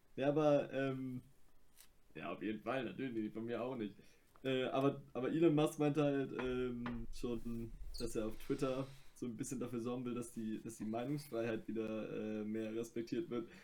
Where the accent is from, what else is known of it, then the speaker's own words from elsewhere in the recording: Germany; ich bin Deutscher